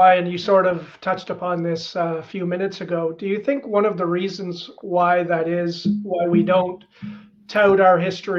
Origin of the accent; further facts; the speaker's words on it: Northern Ontario, Canada; I grew up in Northern Ontario, born and raised, and then I moved to Southern Ontario. And I just recently moved back to Northern Ontario.